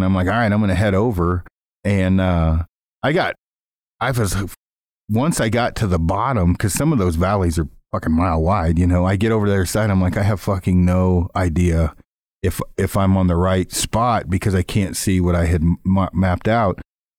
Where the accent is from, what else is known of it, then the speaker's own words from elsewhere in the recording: Alberta, Canada; I'm from Mule Deer in Alberta.